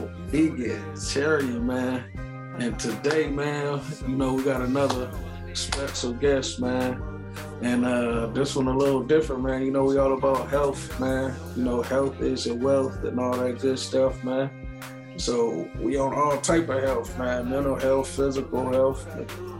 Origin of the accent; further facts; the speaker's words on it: Michigan, United States; now in West Coast, United States; I'm originally from Michigan, man. But you know, I'm out here on the West Coast